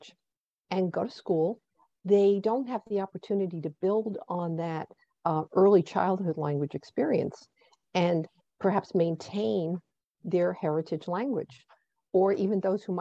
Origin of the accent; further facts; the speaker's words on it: New Jersey, United States; my home state of New Jersey